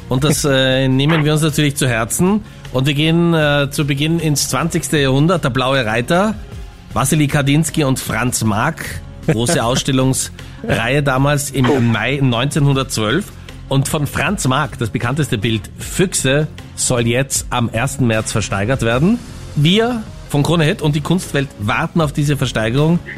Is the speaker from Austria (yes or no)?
yes; Hollabrunn, Lower Austria, Austria; Ich bin aus ähm, Niederösterreich, Hollabrunner Gegend, also eigentlich direkt Hollabrunn.